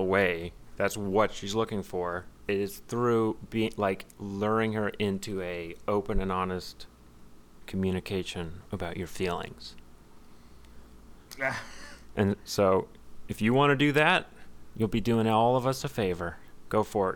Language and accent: English; Texas, United States; I'm not supposed to say y'all, even though I am from Texas